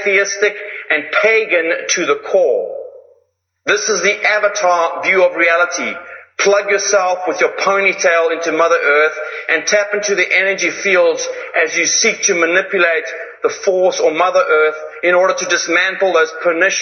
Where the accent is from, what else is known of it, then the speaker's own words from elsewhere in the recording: Zimbabwe; I come from Zimbabwe